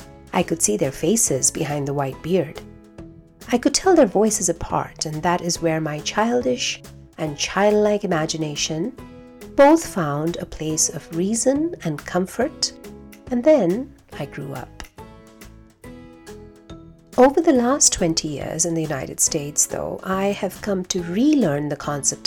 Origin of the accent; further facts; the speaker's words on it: India; also born or lived in Kuwait; growing up in India and in Kuwait.